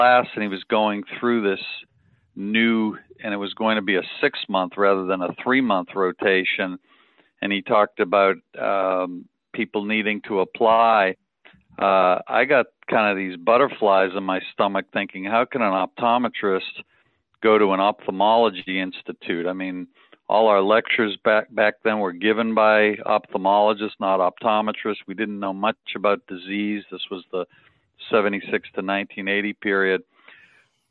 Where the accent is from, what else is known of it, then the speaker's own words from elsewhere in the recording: outside of Boston, Massachusetts, United States; moved away as an adult; also born or lived in Vermont / Miami; now in Atlanta, United States; I grew up outside of Boston